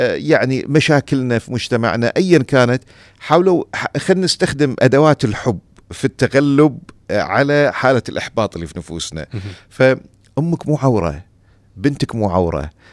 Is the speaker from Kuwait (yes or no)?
yes; Kuwait; عندنا في الكويت